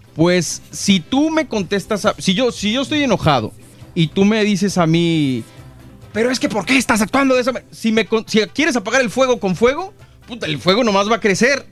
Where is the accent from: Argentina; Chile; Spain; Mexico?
Mexico; now in Los Angeles, United States; los millennials mexicanos